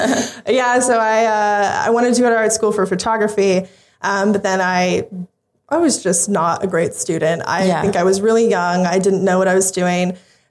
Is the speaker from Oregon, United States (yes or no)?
no; Phoenix, Arizona, United States; moved away as an adult; now in Auckland, New Zealand; I'm from Phoenix, Arizona.